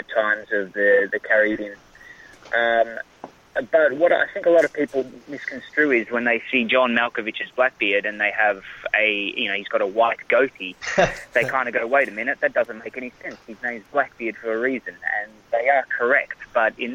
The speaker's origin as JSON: {"language": "English", "country": "Australia", "tie": "born or raised there", "also_born_or_lived": "Sweden", "accent": "Australian", "moved": "as an adult", "lives_now": "Los Angeles, United States", "said": "when we moved to Australia"}